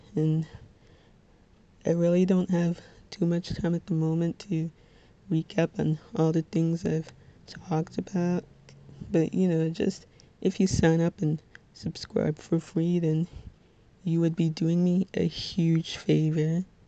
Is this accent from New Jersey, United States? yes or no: yes; Little Ferry, New Jersey, United States; I'm from Little Ferry, New Jersey, which, if you're not familiar with, it's in Bergen County